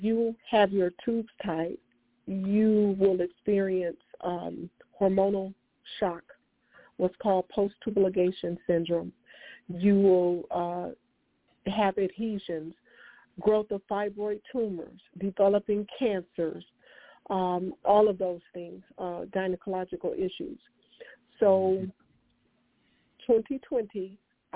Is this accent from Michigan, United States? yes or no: yes; Detroit, Michigan, United States; I'm from Detroit, Michigan